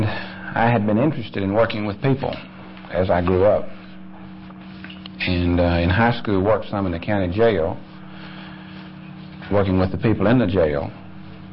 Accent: Conroe, Texas, United States; also born or lived in McKinney, Texas; I was born in 44 in McKinney and grew up in Conroe down near Houston.

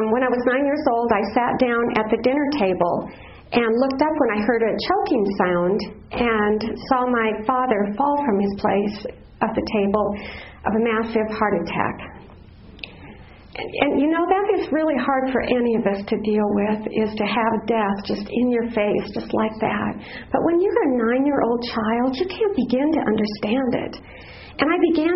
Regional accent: Black Hills, South Dakota, United States; moved away; I grew up in the Black Hills in South Dakota, not too far from Mount Rushmore

